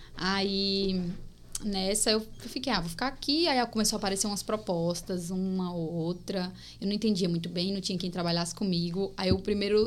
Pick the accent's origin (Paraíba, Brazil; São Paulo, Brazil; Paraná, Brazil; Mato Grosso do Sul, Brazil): Paraíba, Brazil; accent: paraibano, nordestino (mixed); moved away; also born or lived in Bahia / Pernambuco; Sou natural da Paraíba, gente. Sou paraibana, nasci aqui